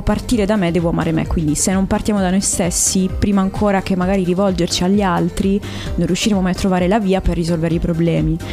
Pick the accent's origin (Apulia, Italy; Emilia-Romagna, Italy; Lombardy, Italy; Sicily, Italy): Apulia, Italy; Bari; now in Cassano delle Murge, Italy; Io sono barese, Beh. però vivo in provincia attualmente